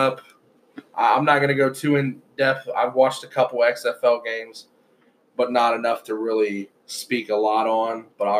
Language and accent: English; Ohio, United States; since we're from Ohio